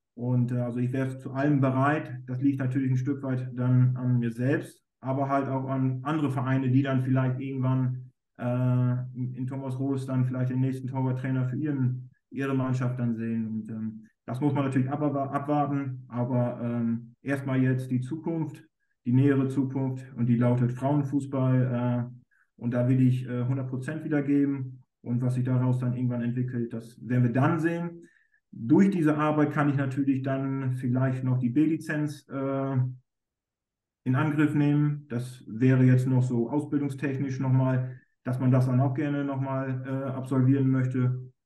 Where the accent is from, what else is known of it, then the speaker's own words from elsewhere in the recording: Germany; ich bin ja aus Friese